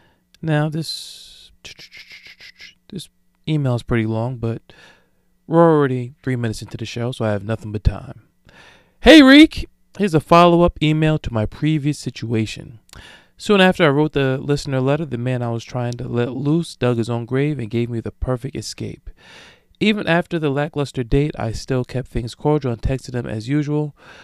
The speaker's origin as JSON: {"language": "English", "town": "Brooklyn", "region": "New York", "country": "United States", "said": "Now, I don't know about y'all, but I'm from Brooklyn, and that text tone was a little bit out of pocket for me"}